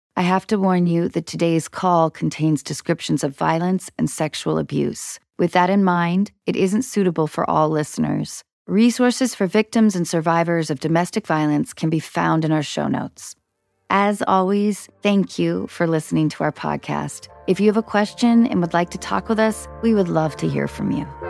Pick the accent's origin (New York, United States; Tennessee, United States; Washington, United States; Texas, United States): Washington, United States; north of Seattle; I grew up north of Seattle